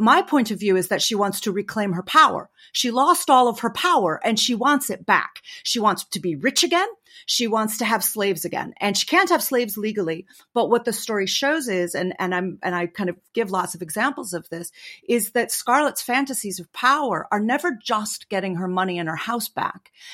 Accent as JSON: {"language": "English", "country": "United States", "said": "as an American"}